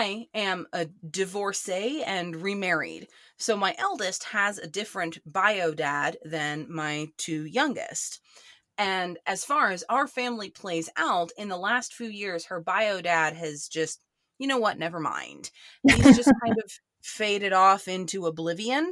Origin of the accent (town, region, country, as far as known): Oklahoma, United States